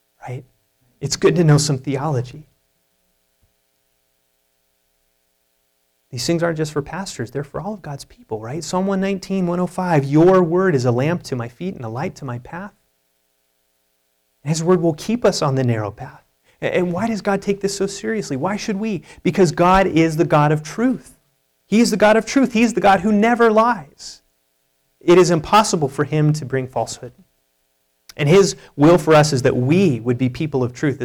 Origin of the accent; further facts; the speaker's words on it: United States; as American evangelicals